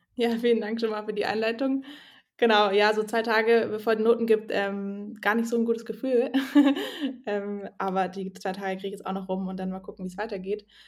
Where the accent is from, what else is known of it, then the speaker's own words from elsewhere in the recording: Swabia, Germany; ich bin ja auch aus dem Schwabenland